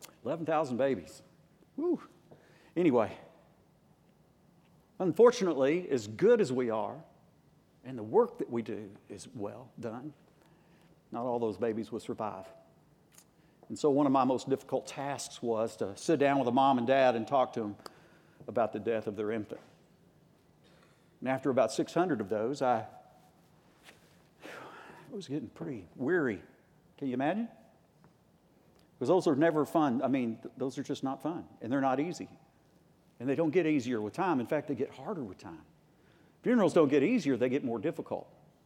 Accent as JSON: {"language": "English", "country": "United States", "tie": "born or raised there", "said": "I grew up in Tornado Alley right on the border of Arkansas, Oklahoma, and I did get over it. That is, being brought up there."}